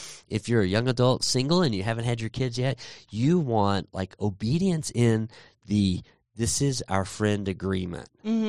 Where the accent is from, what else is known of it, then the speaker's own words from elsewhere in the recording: Texas, United States; And I grew up in Texas.